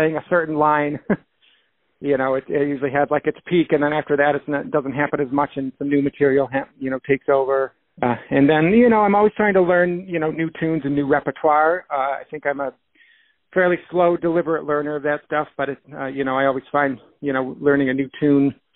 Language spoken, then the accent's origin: English; Rochester, New York, United States; moved away as an adult; now in Boston, United States; I grew up in Rochester. I spent the first 23 years of my life there